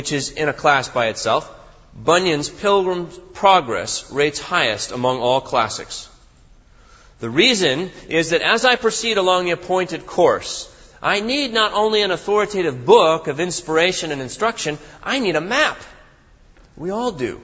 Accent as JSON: {"language": "English", "region": "Northern California", "country": "United States", "tie": "born or raised there", "said": "When I was a boy, I grew up in Northern California"}